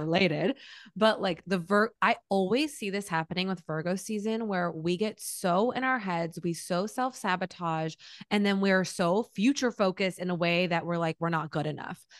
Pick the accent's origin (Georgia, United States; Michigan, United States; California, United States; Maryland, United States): Michigan, United States; now in Los Angeles, United States; growing up in Michigan